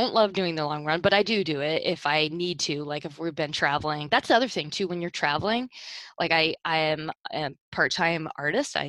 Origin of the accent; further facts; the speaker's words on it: Rhode Island, United States; now in South Florida, United States; I'm not originally from here. I'm from Rhode Island originally